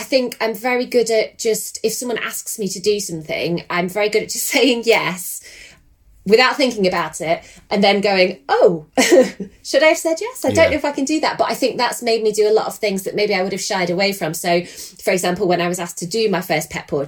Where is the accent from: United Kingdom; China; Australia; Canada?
United Kingdom; Lancashire, North West England; moved away as an adult; now in Oakham, United Kingdom; So I come from Lancashire originally, and we moved down to Oakham about 5 years ago